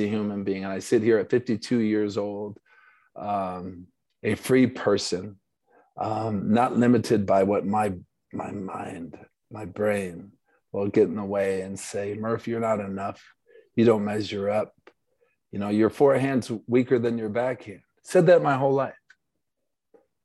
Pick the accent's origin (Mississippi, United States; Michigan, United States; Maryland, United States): Michigan, United States; Grand Rapids; also born or lived in Ludington, Michigan; we moved from Ludington to Grand Rapids, Michigan, went to East Grand Rapids High School